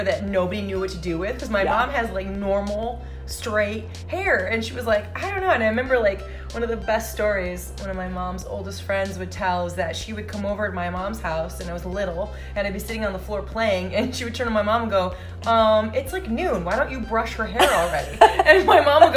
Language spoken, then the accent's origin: English; Ypsilanti, Michigan, United States; I grew up outside of Detroit in the Ypsilanti Ann Arbor area